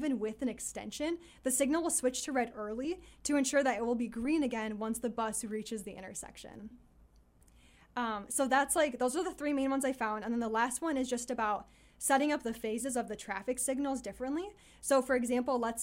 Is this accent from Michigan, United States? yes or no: yes; Detroit, Michigan, United States; where I grew up in Detroit, there's this famous highway called Woodward